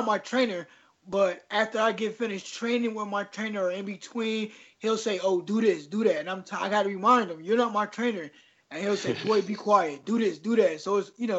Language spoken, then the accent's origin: English; Paterson, New Jersey, United States; I was born in Paterson, New Jersey, a real, you know, not so fun place to grow up